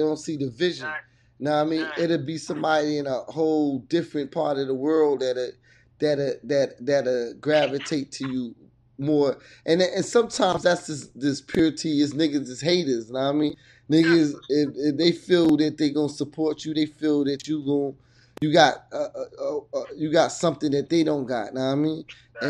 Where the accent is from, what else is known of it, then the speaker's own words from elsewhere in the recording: East Coast, United States; So, but I'm born and raised on the East Coast.